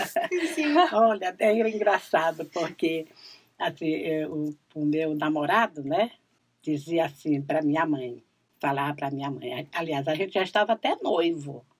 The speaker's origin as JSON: {"language": "Portuguese", "town": "São Luís", "region": "Maranhão", "country": "Brazil", "tie": "born or raised there", "said": "Nasci e me criei aqui na cidade"}